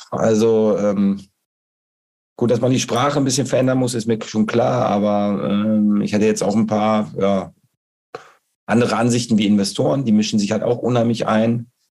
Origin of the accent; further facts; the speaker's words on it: Bocholt, North Rhine-Westphalia, Germany; ich komme aus Bocholt